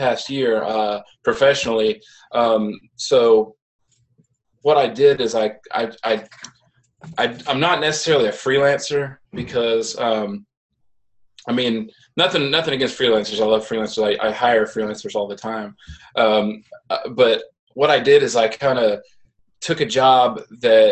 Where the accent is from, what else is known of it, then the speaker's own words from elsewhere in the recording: Midwest, United States; moved away; also born or lived in the South; I grew up in the Midwest, moved to the South